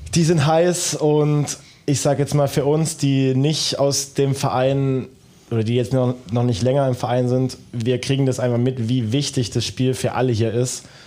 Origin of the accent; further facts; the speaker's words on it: Dresden, Saxony, Germany; now in Dortmund, Germany; ich komme aus dem Osten, aus Dresden.